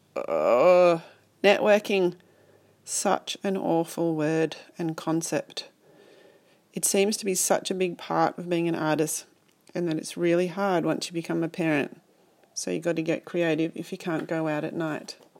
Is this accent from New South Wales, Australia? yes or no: yes; Sydney, New South Wales, Australia; I'm an artist from Sydney